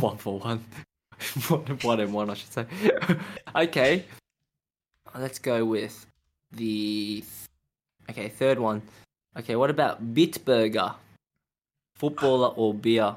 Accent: Melbourne, Victoria, Australia; growing up in Australia

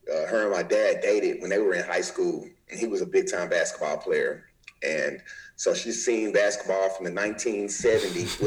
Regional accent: Nashville, Tennessee, United States; also born or lived in Memphis, Tennessee; I'm from the state of Tennessee, but I grew up grew up in Memphis

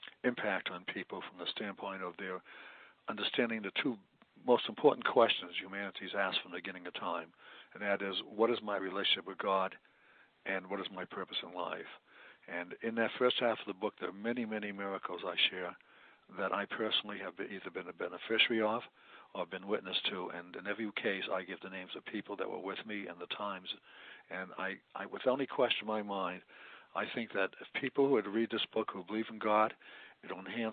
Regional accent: Chelsea, Massachusetts, United States; moved away as an adult; also born or lived in Florida; now in Oregon, United States; I was born in outside of Boston, Massachusetts, in a very, very poor city, Chelsea, one of the poorest cities in the country. My mother and father never owned a house

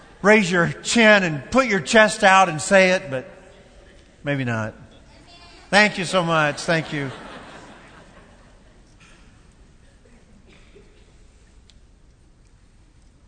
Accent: Kentucky, United States; Kentucky. That's my home state

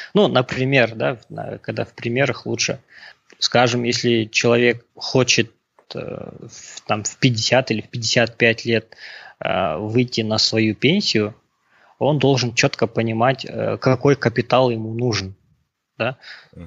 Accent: Pavlodar Region, Kazakhstan; moved away as an adult; also born or lived in United States; Я родом из Володарской области, родился в 1987 году, окончил казахско-турецкий лицей в Павлодаре в 2006 году

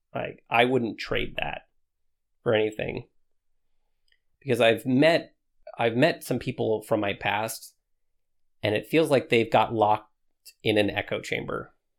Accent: Washington, United States; moved away as an adult; I grew up in Washington all of my life.

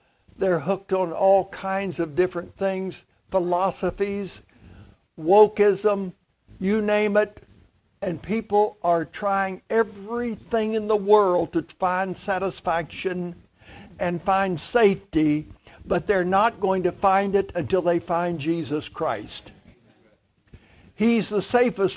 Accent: Clay County, West Virginia, United States; moved away; Clay County, very poor county

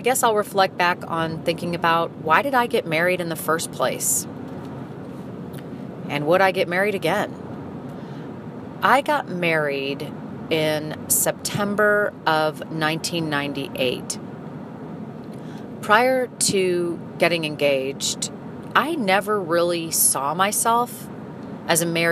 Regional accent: St. Louis, Missouri, United States; moved away as an adult; also born or lived in Philadelphia; when I moved from Philadelphia back to St. Louis, I moved back to my hometown

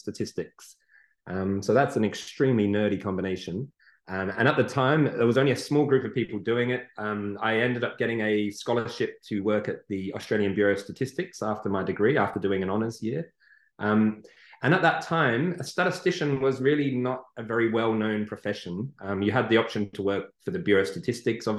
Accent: England, United Kingdom; moved away; I was born in England and grew up there. And then I came here

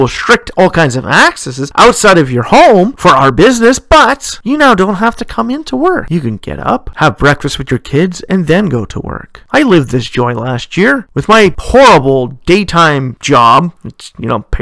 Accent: Ontario, Canada; my home province of Ontario, whereas in my hometown

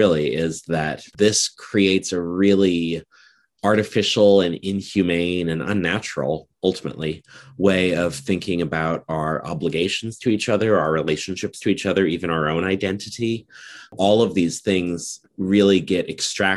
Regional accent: Nebraska, United States; I'm from Nebraska, which is in the Great Plains region of the United States.

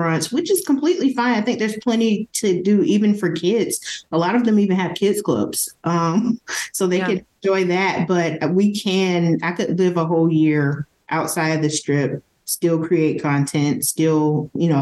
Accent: the South, United States; now in Las Vegas, United States; I'm from the South.

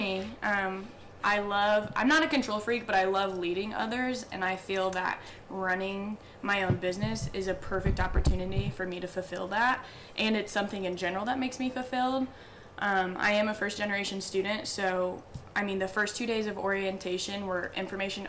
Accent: Warsaw, Indiana, United States; my hometown of Warsaw, Indiana.

